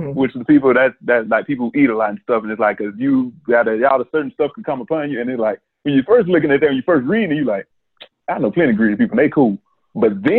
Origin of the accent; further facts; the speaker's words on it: Mississippi, United States; we're from Mississippi